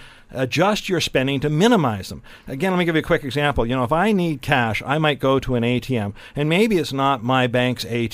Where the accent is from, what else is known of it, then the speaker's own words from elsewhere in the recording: Elgin County, Ontario, Canada; My hometown where I was born is in Elgin County